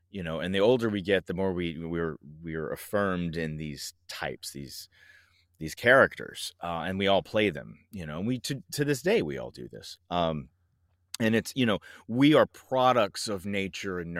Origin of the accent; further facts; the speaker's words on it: Franklin, Tennessee, United States; also born or lived in Georgia / Hawaii / North Carolina; I grew up predominantly in the South in Franklin, Tennessee, but we moved back there a lot. I moved into that town four times. I lived all over Tennessee. I also lived in Georgia. I lived in Hawaii. I lived in North Carolina.